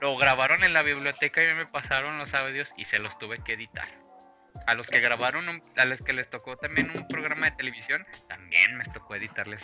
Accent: Mexico; Somos mexicanos

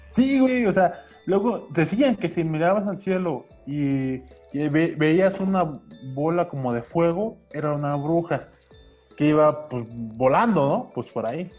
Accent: Puebla, Mexico; sí me tocó acá en Puebla

